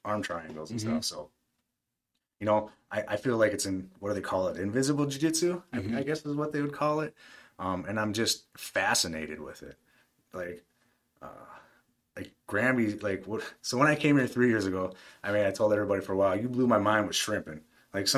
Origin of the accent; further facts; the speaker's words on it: Aberdeen, South Dakota, United States; moved away as an adult; also born or lived in Brookings, South Dakota; now in Decatur, United States; I'm originally from Aberdeen. It's about 30,000 people.